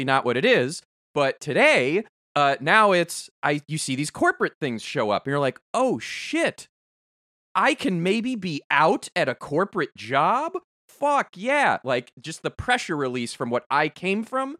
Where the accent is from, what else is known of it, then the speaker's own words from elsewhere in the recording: Chicago, Illinois, United States; I grew up in Chicagoland area.